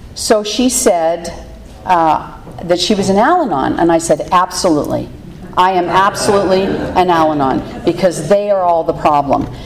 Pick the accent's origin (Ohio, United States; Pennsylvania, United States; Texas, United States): Pennsylvania, United States; Pittsburgh; I grew up in Pittsburgh, Pennsylvania